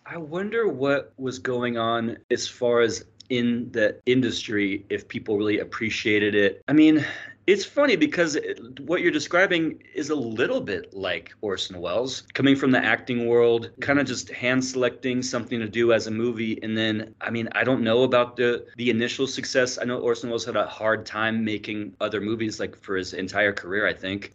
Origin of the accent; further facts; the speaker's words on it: Bakersfield, California, United States; I'm from Bakersfield